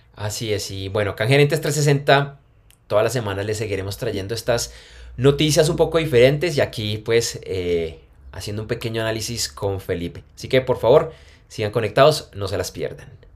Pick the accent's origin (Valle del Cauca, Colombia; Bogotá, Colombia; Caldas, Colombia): Bogotá, Colombia; now in Medellín, Colombia; Yo soy de Bogotá, pero yo vivo en Medellín